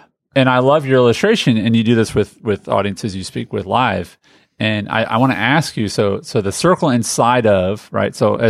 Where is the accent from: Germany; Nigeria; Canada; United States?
United States; Indianapolis, Indiana; as a kid growing up in Indianapolis, Indiana